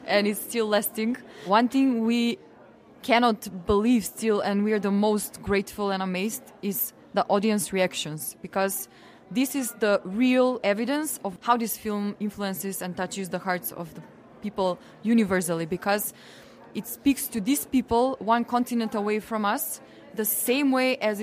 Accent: North Macedonia; from Macedonia

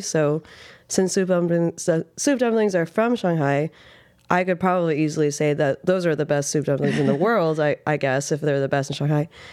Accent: Reno, Nevada, United States; moved away as an adult; now in New York, United States; I grew up in Reno, Nevada.

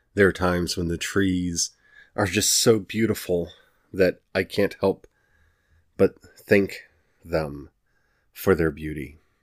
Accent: United States; I'm speaking here from the United States

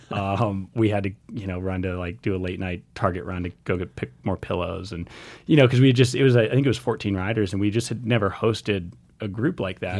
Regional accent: Missoula, Montana, United States; I grew up here in Missoula, Montana

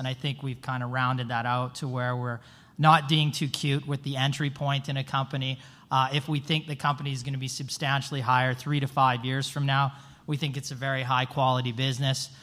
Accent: Vancouver, British Columbia, Canada; I'm from Vancouver, Canada

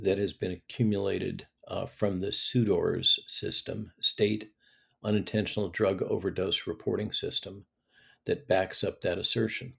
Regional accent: California, United States; I am from California

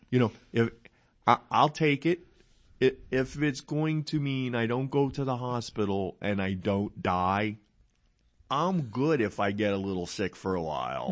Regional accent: New Jersey, United States; now in Henderson County, Texas, United States; I'm from New Jersey

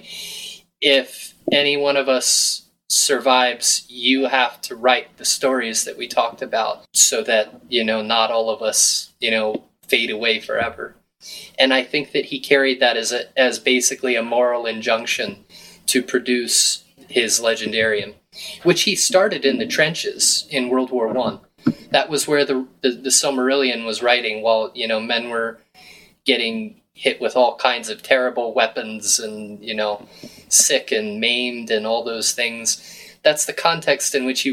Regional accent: Virginia, United States; now in Fairfield, Iowa, United States; I'm just from Virginia

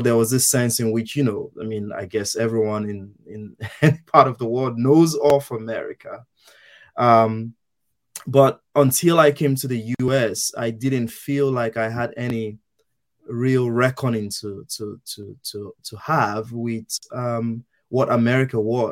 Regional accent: Nigeria; moved away as an adult; also born or lived in New York, United States; I was born and raised in Nigeria. I lived in Nigeria until I came to the United States to study for my MFA

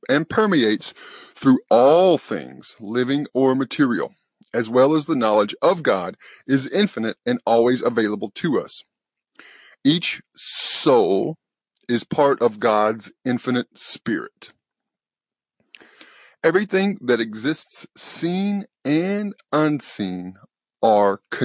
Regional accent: the South, United States; accent: southern; my southern accent

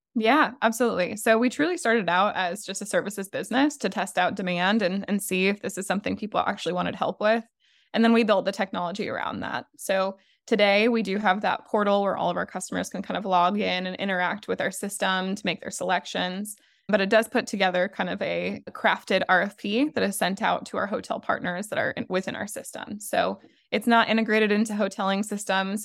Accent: Nebraska, United States; also born or lived in Texas / New Orleans; now in Charlotte, United States; I'm actually originally from small town Nebraska

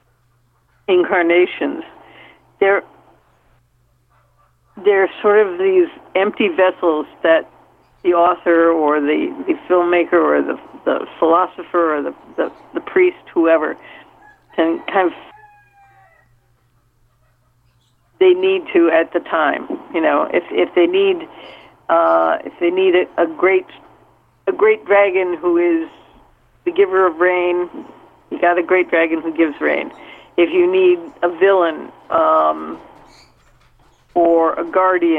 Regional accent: Minnesota, United States; I grew up in Minnesota.

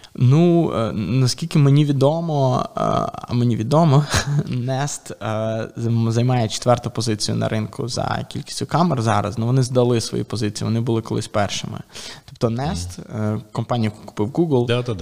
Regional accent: Ukraine; І ми самі з України

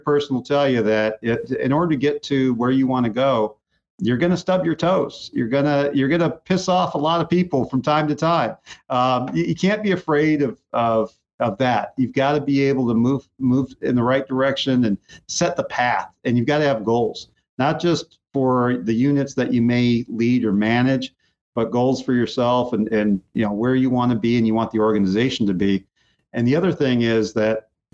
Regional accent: Muscoy, California, United States; I grew up in Muskoy

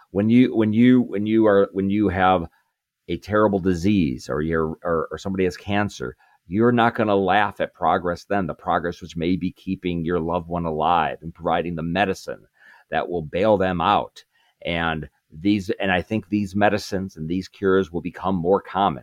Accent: Chicago, Illinois, United States; I'm from Chicago

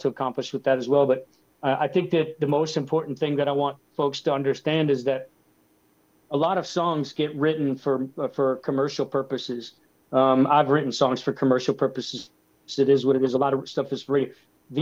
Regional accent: Floral City, Florida, United States; as a kid growing up in Florida

